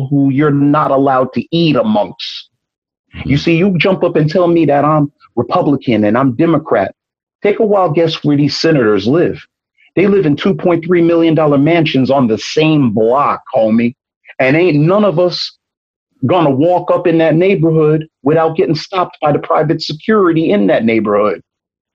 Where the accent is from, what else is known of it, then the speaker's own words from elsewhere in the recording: New York City, New York, United States; I'm from Brooklyn